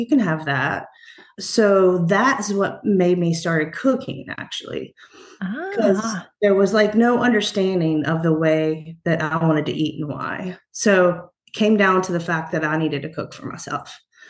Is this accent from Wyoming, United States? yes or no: no; Roanoke Rapids, North Carolina, United States; I was born in Halifax County, so North Carolina, Roanoke Rapids. That's where my mom and father's family is from.